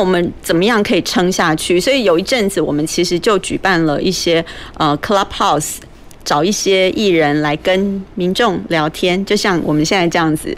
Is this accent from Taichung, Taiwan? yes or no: no; Taipei, Taiwan; moved away as an adult; now in Kaohsiung, Taiwan; 我以前也生，生活在台北那么多年嘛，嗯哼。从小在那边长大